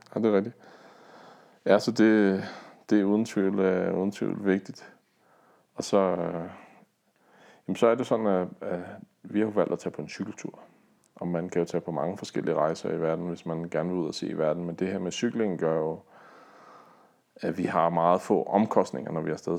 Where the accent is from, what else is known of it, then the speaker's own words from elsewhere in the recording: Denmark; hjemme i Danmark